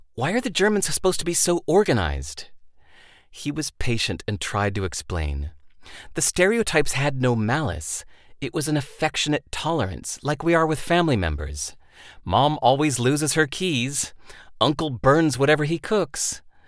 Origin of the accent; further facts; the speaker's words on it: United States; Growing up in America, I didn't know much about other cultures.